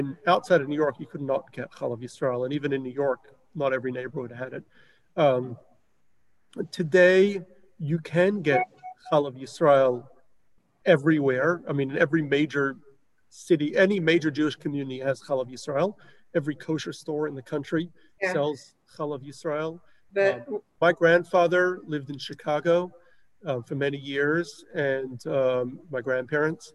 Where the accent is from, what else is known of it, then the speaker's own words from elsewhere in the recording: Melbourne, Victoria, Australia; where I grew up in Melbourne